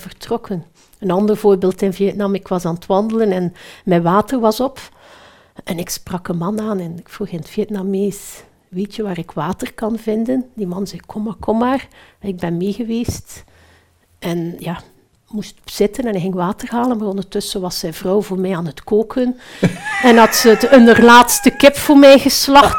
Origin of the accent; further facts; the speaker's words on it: Belgium; Ik ben Belg